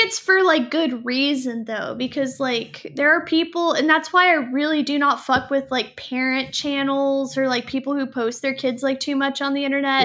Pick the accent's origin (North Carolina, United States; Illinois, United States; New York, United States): North Carolina, United States; Fayetteville; I was born in Fayetteville